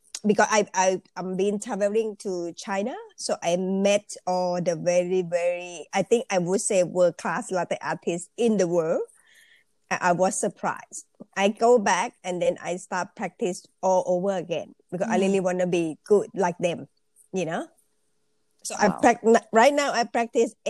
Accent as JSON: {"language": "English", "region": "Bangkok", "country": "Thailand", "tie": "born or raised there", "second_language": "English", "moved": "as an adult", "lives_now": "Australia", "said": "I actually Thai people. I'm from Thailand. So I born in Bangkok, and I've been studying and working in Bangkok"}